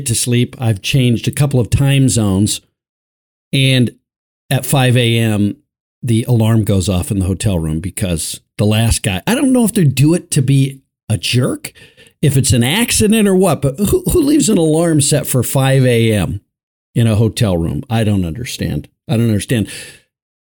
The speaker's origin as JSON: {"language": "English", "region": "Colorado", "country": "United States", "said": "my home state of Colorado"}